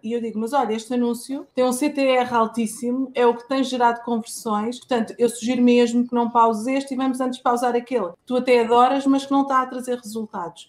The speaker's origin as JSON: {"language": "Portuguese", "region": "Lisbon", "country": "Portugal", "tie": "born or raised there", "said": "eu já nasci, já nasci em Lisboa, estou em Lisboa, mas a família veio toda de lá."}